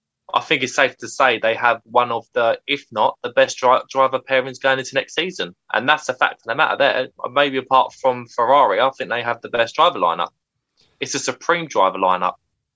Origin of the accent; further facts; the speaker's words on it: United Kingdom; as a Brit